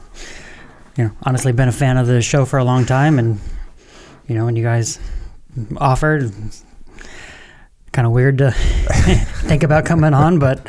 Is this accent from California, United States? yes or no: no; Washington, United States; also born or lived in Alaska / Illinois / Mountain Home, Idaho; I was born in Alaska, but then moved to Illinois. Don't really remember any of either of those places. First place I remember is Mountain Home, Idaho, which is just a tiny little place about an hour south of Boise. And then from there, I kind of call Washington State home